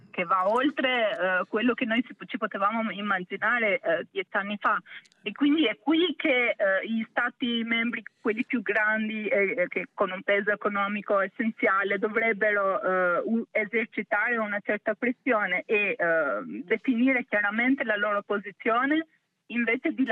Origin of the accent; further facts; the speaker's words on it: Albania; da albanese in questo caso direi che anche la questione del Kosovo è un'interpretazione chiara di cosa significa normalizzazione